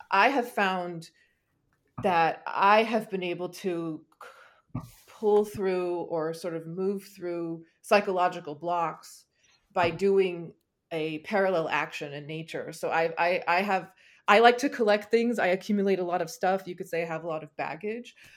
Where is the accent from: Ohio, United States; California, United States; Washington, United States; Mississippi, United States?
California, United States; growing up in California